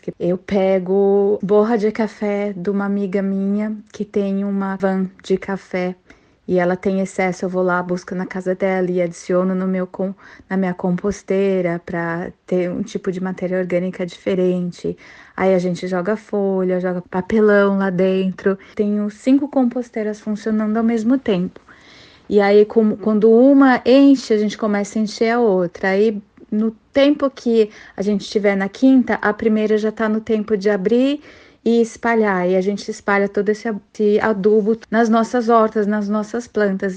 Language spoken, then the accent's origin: Portuguese; São Paulo, Brazil; now in Mackay, Australia; eu, né, vim de São Paulo